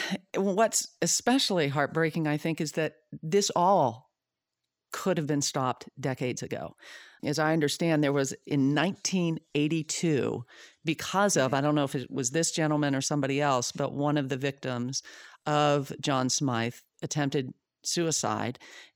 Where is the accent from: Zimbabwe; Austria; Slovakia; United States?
Zimbabwe; born there; And, I was born in Zimbabwe. My parents were missionaries there for 10 years.